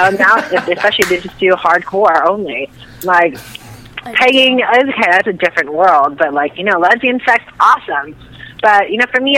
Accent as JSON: {"language": "English", "town": "San Francisco", "region": "California", "country": "United States", "tie": "born or raised there", "said": "I was living in San Francisco, which is my hometown"}